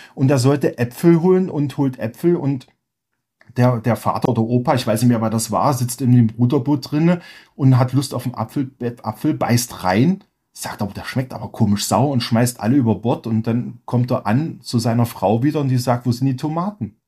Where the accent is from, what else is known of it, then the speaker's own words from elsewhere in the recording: Germany; moved away as an adult; now in Lofoten, Norway; als Deutscher